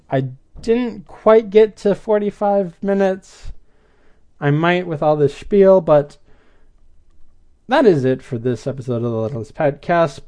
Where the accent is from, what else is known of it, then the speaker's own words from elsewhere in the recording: Wisconsin, United States; I'm from Wisconsin